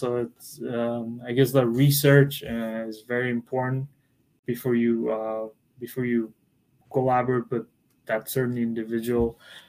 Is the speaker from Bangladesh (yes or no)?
yes; Bangladesh; I'm actually from Bangladesh, and it's a country beside India